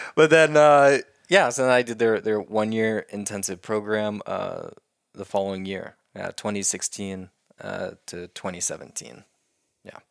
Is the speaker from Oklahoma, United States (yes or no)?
yes; Oklahoma, United States; growing up in Oklahoma in our schools